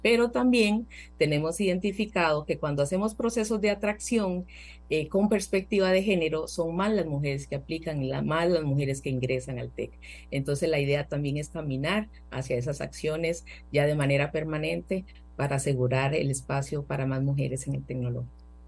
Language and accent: Spanish; Costa Rica; soy una ciudadana costarricense